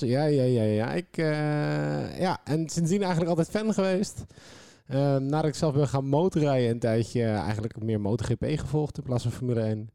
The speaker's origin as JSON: {"language": "Dutch", "country": "Netherlands", "said": "als Nederlander"}